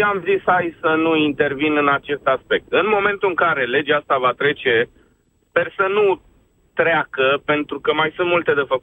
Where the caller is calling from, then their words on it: Bucharest, Romania; sunt din București.